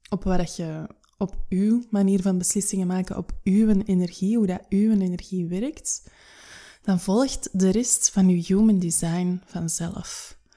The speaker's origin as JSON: {"language": "Dutch", "country": "United Kingdom", "said": "Ik ben Brits, holistisch coach en audiomaker"}